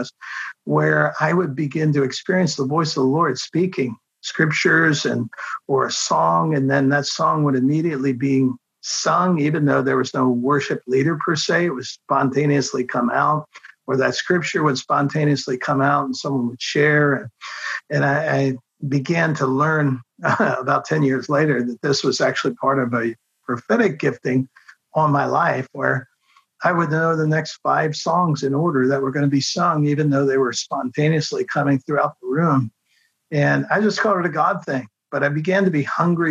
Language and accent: English; Baltimore, Maryland, United States; also born or lived in South Carolina; now in Kansas City, United States; I grew up in Baltimore, Maryland, and got saved in 1973.